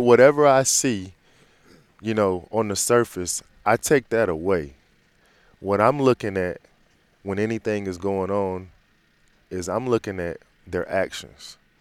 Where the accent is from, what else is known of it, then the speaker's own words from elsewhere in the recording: Green Cove Springs, Florida, United States; I'm from a small town called Green Cove Springs, just outside of, uh, Jacksonville, Florida